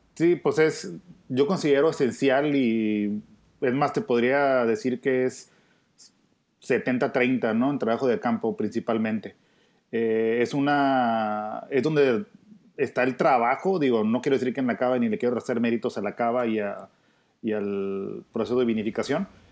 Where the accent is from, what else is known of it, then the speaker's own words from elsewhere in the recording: Ojos Negros, Baja California, Mexico; el Valle de Ojos Negros, que es el valle en el que represento y en el que he estado pues toda mi vida